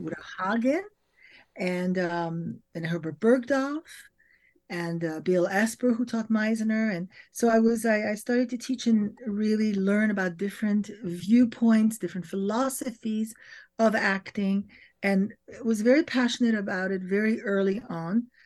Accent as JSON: {"language": "English", "town": "Paris", "region": "Île-de-France", "country": "France", "tie": "born or raised there", "moved": "yes", "said": "as I grew up in Europe and in Paris"}